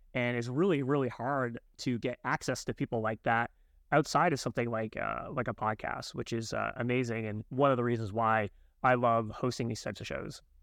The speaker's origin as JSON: {"language": "English", "country": "Canada", "said": "I'm Canadian"}